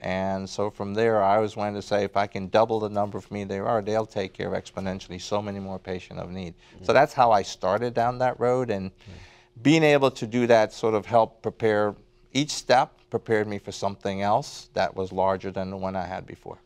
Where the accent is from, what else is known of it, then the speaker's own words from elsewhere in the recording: Port Antonio, Portland, Jamaica; also born or lived in Kingston, Jamaica; now in United States; born in, um, Kingston, um, but spent most of my time in, uh, Port Antonio